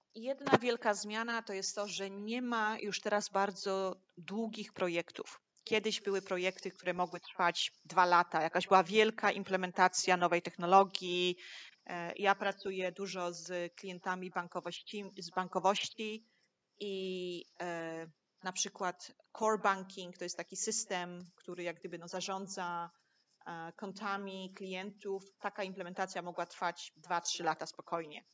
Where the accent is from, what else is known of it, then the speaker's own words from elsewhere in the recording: Łódź, Łódź Voivodeship, Poland; moved away as an adult; now in Hong Kong; ja jestem z Łodzi